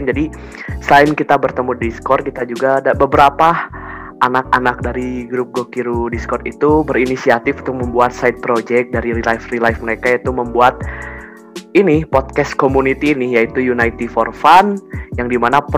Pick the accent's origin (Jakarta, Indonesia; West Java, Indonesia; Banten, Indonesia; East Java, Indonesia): West Java, Indonesia; Bandung; saya dari Bandung ya. Jadi saya Sunda